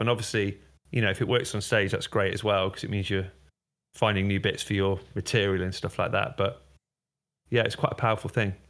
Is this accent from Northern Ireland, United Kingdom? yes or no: no; Derby, East Midlands, United Kingdom; moved away; I'm originally from Derby